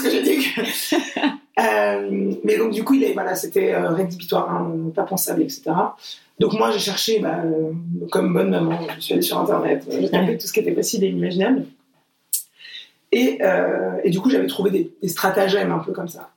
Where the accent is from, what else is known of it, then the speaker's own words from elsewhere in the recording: Portugal; moi je suis portugaise